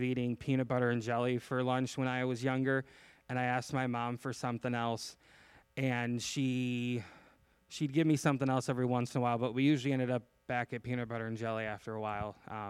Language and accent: English; Chicago, Illinois, United States; I came from Chicago.